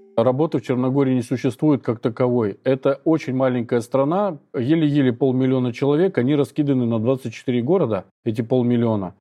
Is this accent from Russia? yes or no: yes; Saint Petersburg, Russia; moved away as an adult; now in Budva, Montenegro; в Питере, я из Питера